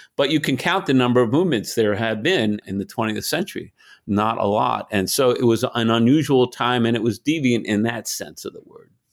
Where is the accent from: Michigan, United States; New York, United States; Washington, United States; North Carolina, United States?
New York, United States; I grew up in New York, kind of a lower middle class Jewish community